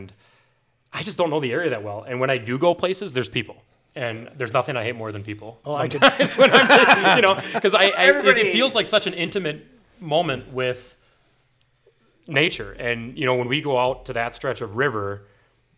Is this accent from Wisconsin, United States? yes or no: yes; central Wisconsin, United States; moved away; also born or lived in Milwaukee, Wisconsin; the lake that we grew up on and is now the lake my mom lives on